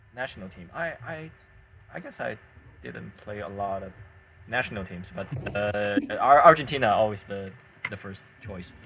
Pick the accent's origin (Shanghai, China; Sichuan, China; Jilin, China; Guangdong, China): Sichuan, China; Chengdu; now in Hangzhou, China; my hometown is Chengdu.